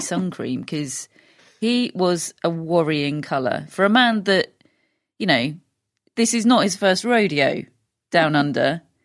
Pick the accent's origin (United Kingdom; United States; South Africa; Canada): United Kingdom; we're British